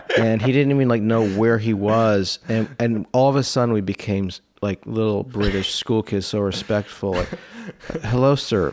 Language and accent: English; the DC area, Maryland, United States; I grew up in the D C area, Maryland